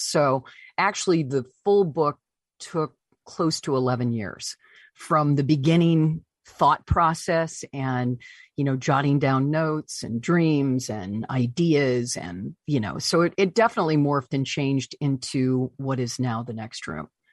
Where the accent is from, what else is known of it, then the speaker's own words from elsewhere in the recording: Deckerville, Michigan, United States; moved away; my hometown of, of Deckerville, Michigan